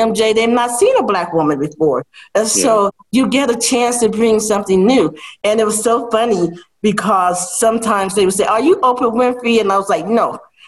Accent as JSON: {"language": "English", "town": "Chicago", "region": "Illinois", "country": "United States", "tie": "born or raised there", "also_born_or_lived": "Vietnam", "moved": "yes", "said": "growing up in extreme poverty in Chicago"}